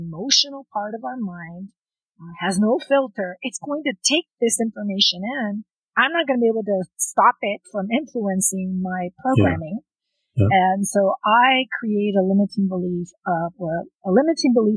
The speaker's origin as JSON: {"language": "English", "region": "South Texas", "country": "United States", "tie": "born or raised there", "also_born_or_lived": "Lyon, France", "said": "They raised us in South Texas"}